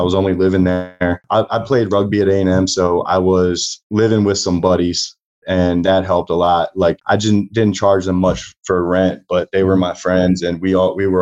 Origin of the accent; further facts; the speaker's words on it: Baltimore, Maryland, United States; I grew up in Baltimore, Maryland